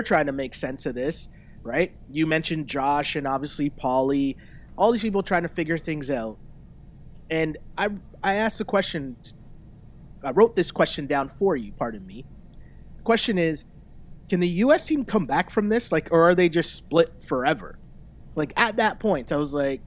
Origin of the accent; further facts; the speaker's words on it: Toronto, Ontario, Canada; we're both from Toronto